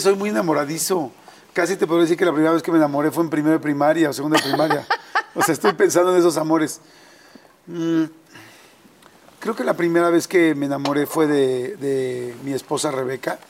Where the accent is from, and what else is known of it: Mexico City, Mexico; born or raised there